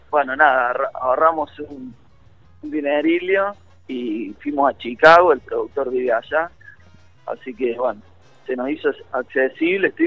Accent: Córdoba, Argentina; now in Buenos Aires, Argentina; Él se vino a estudiar a Buenos Aires, bueno, yo también me vine de Córdoba para acá y nos conocimos

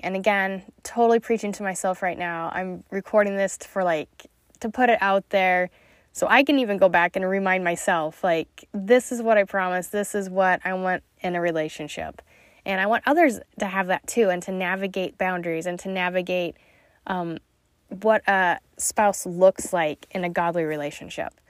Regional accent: Utah, United States; moved away as an adult; also born or lived in Missouri; I came from Utah

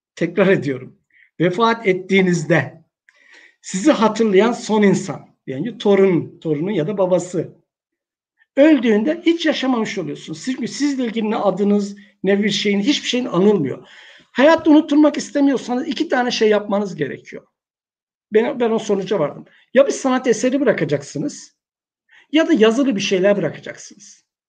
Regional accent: Istanbul, Turkey; moved away as an adult; also born or lived in Niksar, Tokat / Çerkezköy; now in Uşak, Turkey; Tokat Niksar doğumluyum. E, ilkokuldan sonra, ilkokul 2'den sonra hayatım İstanbul'da geçti.

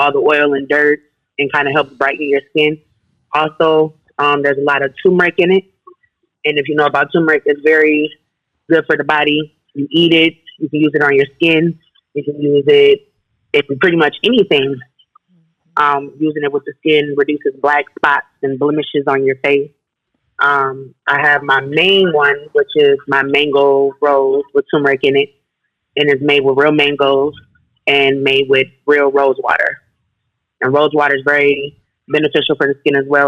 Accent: Saint Paul, Minnesota, United States; I'm from St. Paul, born and raised

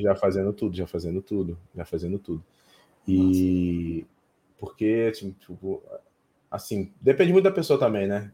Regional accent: Cabo Frio, Rio de Janeiro, Brazil; now in Alphaville, Brazil; eu tô em Alphaville agora, né, mas eu sou de Cabo Frio

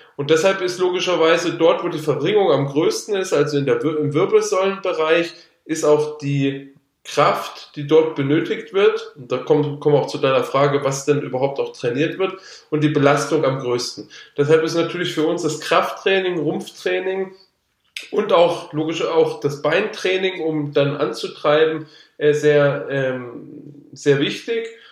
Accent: Allgäu, Bavaria, Germany; also born or lived in Würzburg; bin da mit meinen Eltern zusammen nach der vierten Klasse, genau nach der vierten Klasse, also mit zehn Jahren dann ins Allgäu gezogen

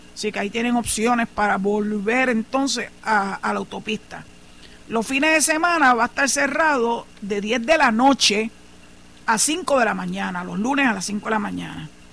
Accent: San Juan, Puerto Rico; moved away as an adult; now in Cabo Rojo, Puerto Rico; soy nacida y criada en San Juan

